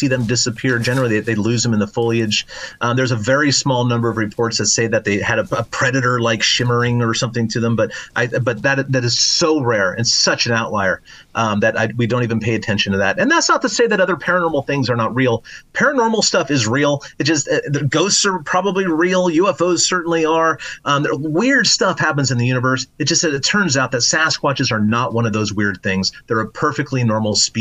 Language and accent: English; Oregon, United States; my home state of Oregon